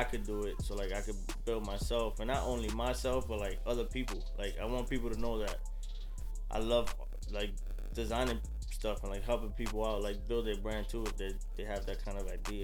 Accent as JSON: {"language": "English", "region": "New York", "country": "United States", "also_born_or_lived": "New Hampshire", "said": "I'm from New York. I went to school in New York."}